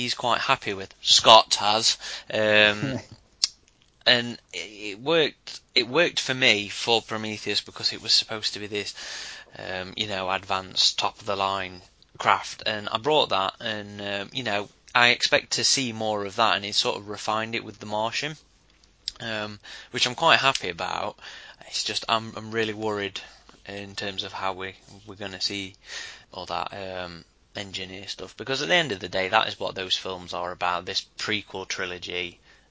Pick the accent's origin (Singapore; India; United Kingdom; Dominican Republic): United Kingdom; as a Brit